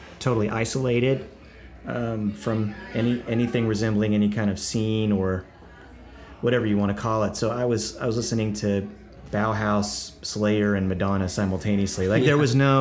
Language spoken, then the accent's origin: English; Buffalo Valley, southeast Oklahoma, United States; moved away as an adult; also born or lived in Tulsa, Oklahoma / Broken Arrow, Oklahoma; now in Nashville, United States; Buffalo Valley is where I grew up